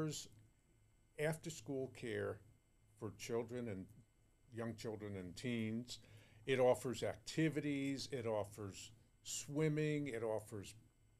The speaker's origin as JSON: {"language": "English", "region": "New York", "country": "United States", "tie": "born or raised there", "moved": "yes", "lives_now": "Santa Clarita, United States", "said": "I grew up in New York"}